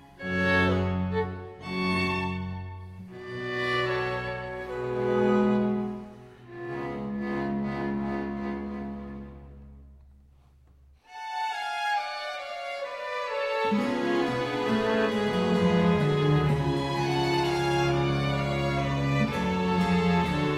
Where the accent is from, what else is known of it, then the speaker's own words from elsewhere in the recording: Spring, Texas, United States; I grew up in Houston, Texas, or just north of Houston, Texas, in a city called Spring